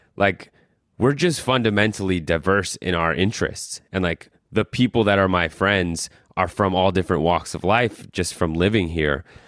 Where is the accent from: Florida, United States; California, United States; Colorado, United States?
Colorado, United States; moved away as an adult; also born or lived in New York; I'm from Colorado